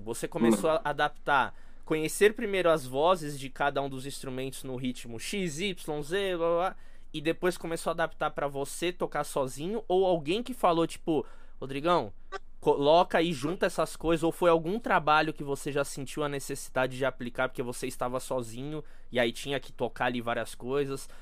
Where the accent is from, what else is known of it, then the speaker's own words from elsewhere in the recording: Brazil; a gente é brasileiro